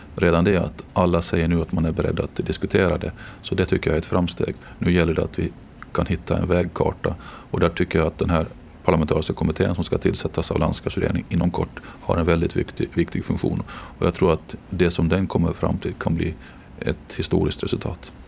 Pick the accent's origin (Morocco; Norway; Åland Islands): Åland Islands; Jomala; now in Mariehamn, Åland; jag är ju född och uppvuxen i Jomala